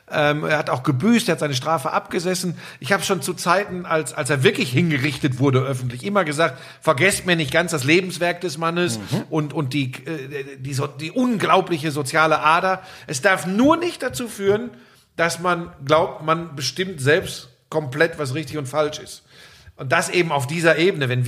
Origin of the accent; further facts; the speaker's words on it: North Rhine-Westphalia, Germany; ich komme ja aus der Ecke, ich komme ja aus dem Ruhrgebiet.